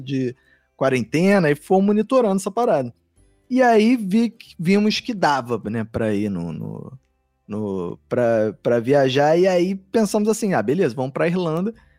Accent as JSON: {"language": "Portuguese", "country": "Brazil", "said": "eu falei que era do Brasil"}